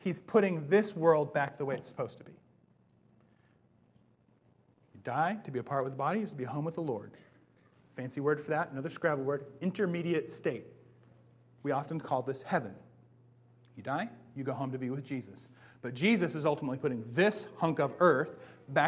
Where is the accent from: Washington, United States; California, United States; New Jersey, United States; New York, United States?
Washington, United States; Bellingham; I grew up in Bellingham